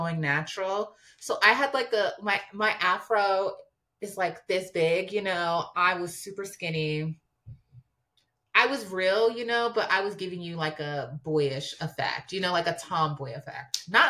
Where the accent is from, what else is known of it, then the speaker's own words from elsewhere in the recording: New York, United States; also born or lived in Harlem, New York; I'm from New York